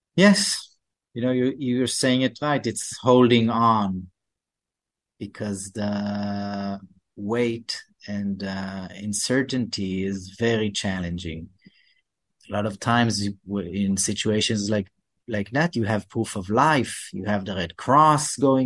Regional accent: Canada; we're Canadian

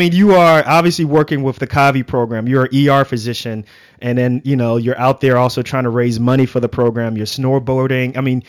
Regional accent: New York City, New York, United States; I grew up in Lefrak City in Queens, not too far from Shea Stadium, right near off of the Van Wyck. And you know, those are the projects.

